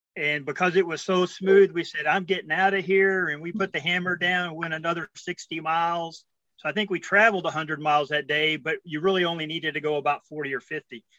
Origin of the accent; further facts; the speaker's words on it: Texas, United States; We're from Texas